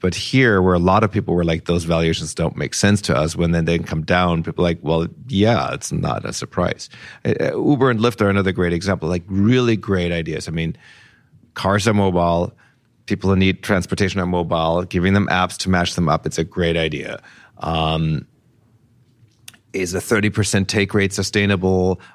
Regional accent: Nuremberg, Bavaria, Germany; moved away; my hometown of Nuremberg

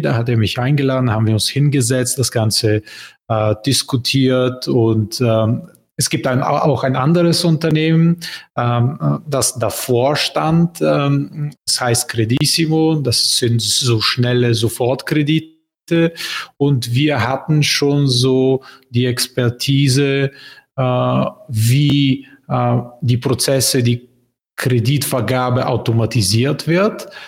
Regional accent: Bulgaria; German is a second language; also born or lived in Berlin, Germany; Bulgarien, mein Heimatland

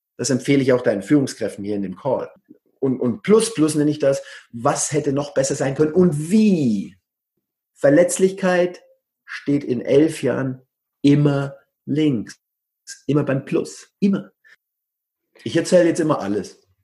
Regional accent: Coburg, Bavaria, Germany; moved away as an adult; also born or lived in Bamberg / Berlin; now in Barcelona, Spain; Ich bin Oberfranke aus Coburg. Da kennt ihr die Hook. Da bin ich her ursprünglich

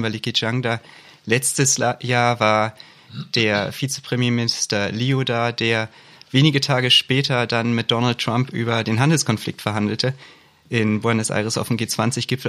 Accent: Hamburg, Germany; Als Hamburger

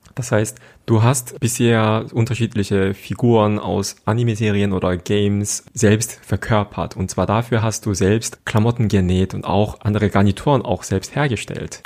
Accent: South Korea; moved away; ich bin mit solchen Kulturen einfach aufgewachsen in Südkorea

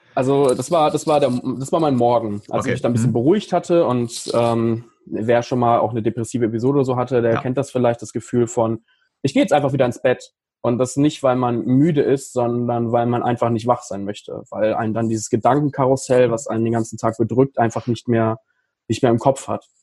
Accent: Paderborn, North Rhine-Westphalia, Germany; hier in, in Paderborn, in meiner Heimatstadt

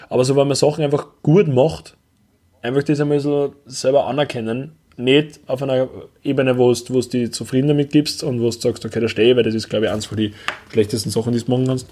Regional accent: Upper Austria, Austria; moved away; bei uns in Oberösterreich

